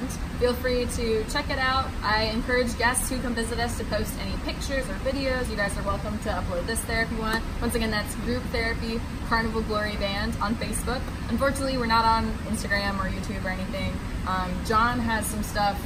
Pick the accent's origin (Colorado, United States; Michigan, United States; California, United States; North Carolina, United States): North Carolina, United States; now in New York, United States; I've lived in New York for about 5 years, but I'm originally from North Carolina, and that's where I call home right now